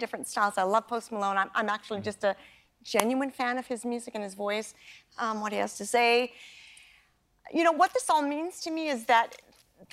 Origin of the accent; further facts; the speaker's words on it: Canada; my childhood growing up in Canada